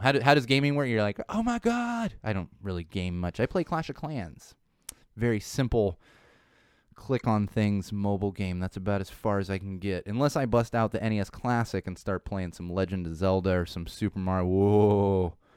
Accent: Southern California, United States; also born or lived in San Diego, United States / Chicago, United States; I grew up in Southern California.

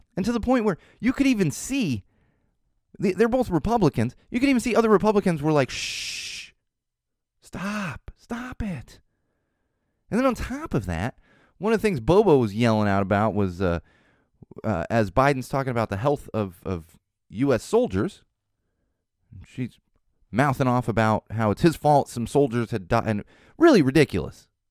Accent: San Diego, California, United States; I was growing up in San Diego in the nineties

